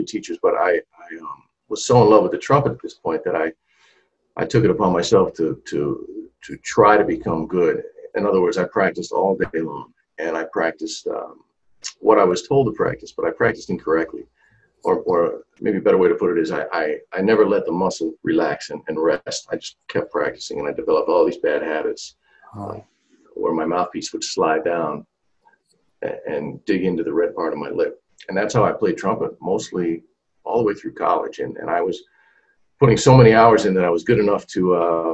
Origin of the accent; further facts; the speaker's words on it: Buffalo, New York, United States; also born or lived in Yonkers, New York / Hopewell Junction, New York; now in Atlanta, United States; most of my life, most of my childhood was Buffalo, New York.